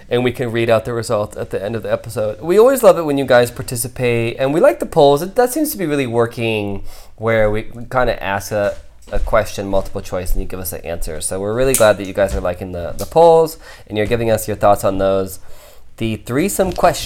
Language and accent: English; Ohio, United States; I grew up in Ohio, like in the Bible Belt